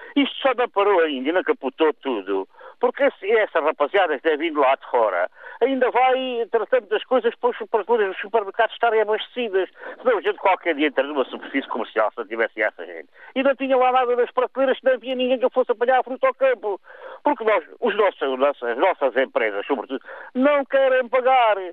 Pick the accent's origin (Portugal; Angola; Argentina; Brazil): Portugal; also born or lived in Alentejo